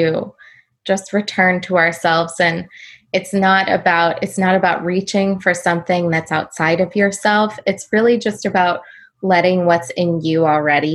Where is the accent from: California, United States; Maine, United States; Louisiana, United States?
California, United States; I grew up in California